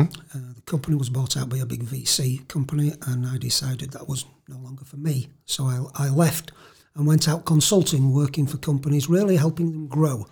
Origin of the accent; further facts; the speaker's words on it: Leeds, Yorkshire and the Humber, United Kingdom; I'm from Leeds, uh, Leeds lad born and bred